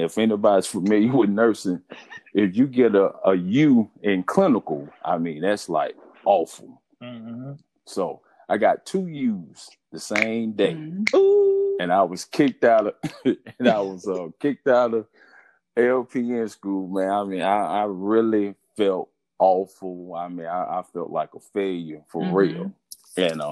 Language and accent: English; Carlton, Alabama, United States; moved away as an adult; also born or lived in Jackson, Alabama / Texas; I grew up in Carlton. I went to school in Jackson